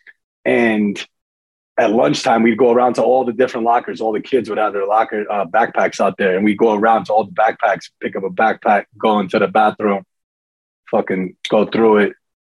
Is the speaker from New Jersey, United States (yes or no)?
yes; New Jersey, United States; also born or lived in Daytona, Florida; I was born in Jersey and lived in Jersey till seventh grade